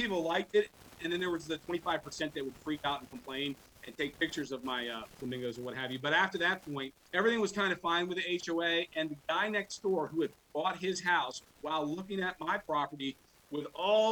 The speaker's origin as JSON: {"language": "English", "area": "Montgomery County", "region": "Maryland", "country": "United States", "lives_now": "Frederick County, Maryland, United States", "said": "I'm from Montgomery County"}